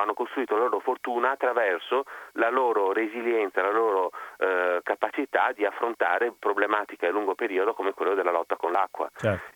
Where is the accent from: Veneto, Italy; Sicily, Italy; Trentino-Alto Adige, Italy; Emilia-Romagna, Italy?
Veneto, Italy; Venice; accent: Venetian; sono veneziano